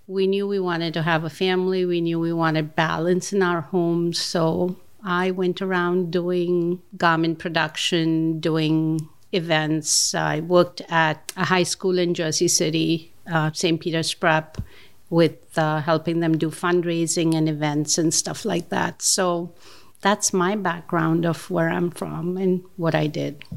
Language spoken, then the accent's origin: English; Mumbai, Maharashtra, India; moved away as an adult; now in New York, United States; I grew up in Bombay. I grew up in Mumbai